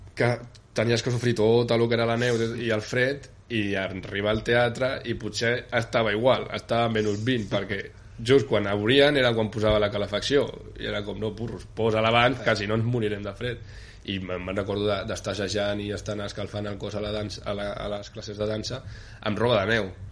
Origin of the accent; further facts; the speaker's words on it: Gelida, Catalonia, Spain; moved away as an adult; also born or lived in Barcelona / Prague / Ostrava; venim de Gelida, diguéssim, no? que és un poble també molt poble